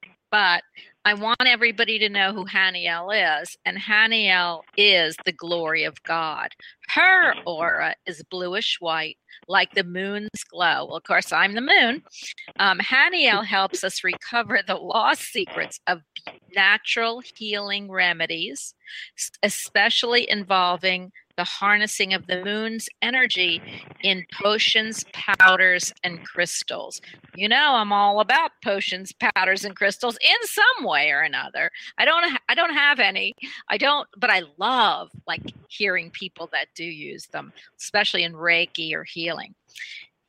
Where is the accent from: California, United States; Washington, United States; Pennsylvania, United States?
Pennsylvania, United States; Philadelphia; I'm born in the north too, right? Because I'm from Philadelphia.